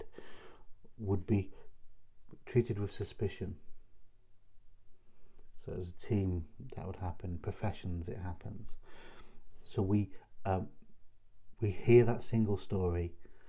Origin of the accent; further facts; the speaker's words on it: Chester, North West England, United Kingdom; now in Hull, United Kingdom; I grew up in Chester, and most of my friends were Liverpool fans